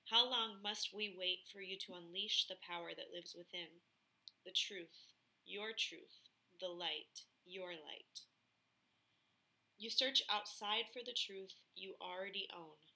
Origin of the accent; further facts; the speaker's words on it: Philadelphia, Pennsylvania, United States; moved away; also born or lived in Plymouth, Minnesota; It's in Philly, my home state.